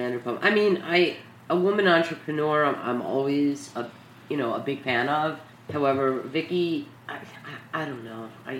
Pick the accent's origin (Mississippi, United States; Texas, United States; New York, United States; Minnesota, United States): New York, United States; New York City; We're from New York City